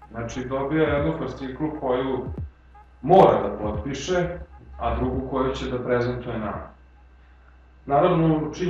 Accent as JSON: {"language": "Croatian", "country": "Serbia"}